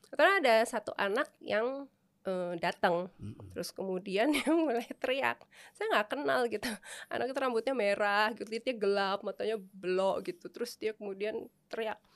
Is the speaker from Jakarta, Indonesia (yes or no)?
yes; Jakarta, Indonesia; born there; Saya uh, saya lahir di Jakarta